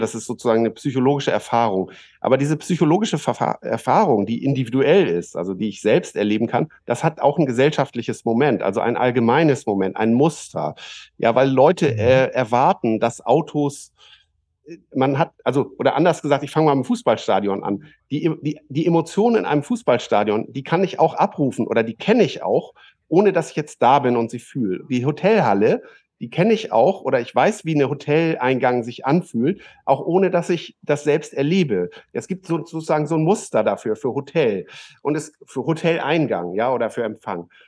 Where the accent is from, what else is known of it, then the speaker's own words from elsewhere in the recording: Germany; als Deutsche